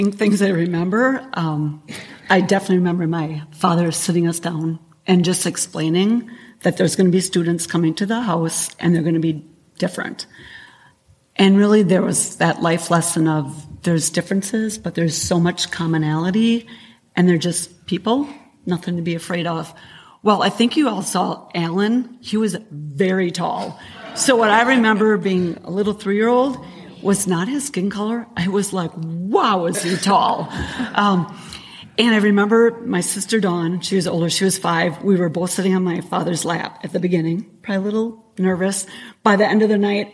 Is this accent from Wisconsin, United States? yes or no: yes; Kaukauna, Wisconsin, United States; also born or lived in Milwaukee / Appleton; I obviously grew up in Kaukauna